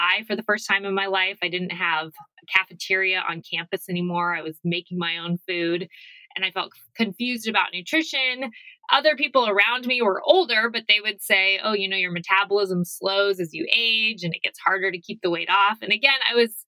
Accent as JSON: {"language": "English", "region": "Arizona", "country": "United States", "said": "I'm from Arizona."}